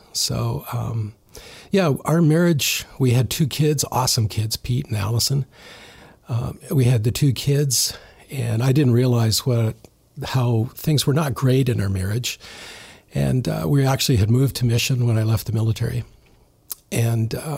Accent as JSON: {"language": "English", "town": "Burlington", "region": "Ontario", "country": "Canada", "tie": "born or raised there", "moved": "as an adult", "lives_now": "Chilliwack, Canada", "said": "I grew up in Southern Ontario in Burlington."}